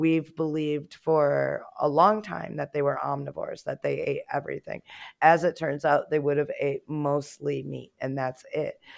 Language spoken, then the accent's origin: English; United States; as an American